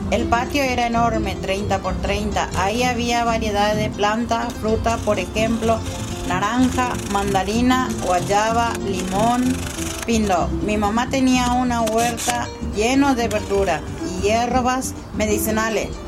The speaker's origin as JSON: {"language": "Spanish", "country": "Paraguay", "tie": "born or raised there", "moved": "yes", "said": "hace 12 años que vine de Paraguay, 11 años en el barrio Los de San Blas y conozco casi a la mayoría de mis vecinos."}